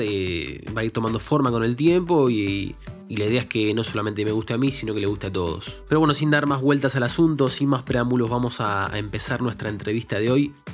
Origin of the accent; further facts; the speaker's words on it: Buenos Aires, Argentina; now in Spain; vivo en España actualmente, soy argentino de nacimiento, porteño, del barrio de Villaluro